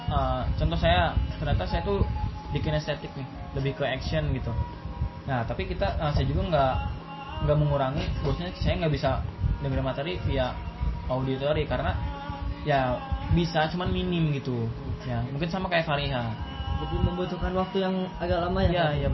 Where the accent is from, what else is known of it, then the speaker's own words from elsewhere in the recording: Subang, West Java, Indonesia; emang emang orang Sunda orang dari Subang saya biasa ngomong Sunda